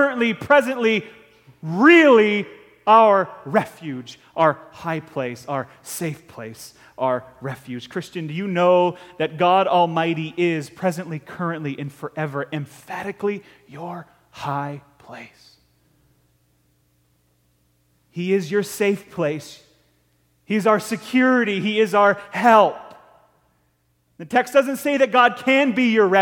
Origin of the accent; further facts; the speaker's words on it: Ticonderoga, New York, United States; And we grew up hunting over in Ticonderoga, New York, on the top of Route 74, a little town called Chilson